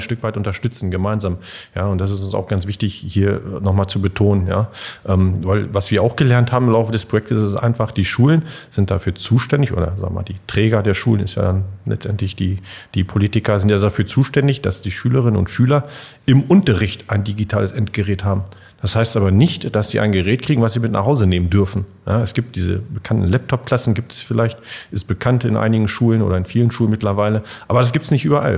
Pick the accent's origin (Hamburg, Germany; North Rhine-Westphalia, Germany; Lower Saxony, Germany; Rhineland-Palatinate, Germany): Lower Saxony, Germany; Bockenem; ich komme ja aus Bucknem vom, vom kleinen örtlichen Sportverein